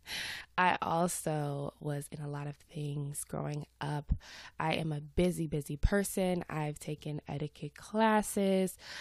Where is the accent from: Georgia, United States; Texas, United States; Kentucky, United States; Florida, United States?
Georgia, United States; Atlanta; accent: Southern; I live in Atlanta. I'm from Atlanta. Uh, every now and then you might hear my Southern accent come out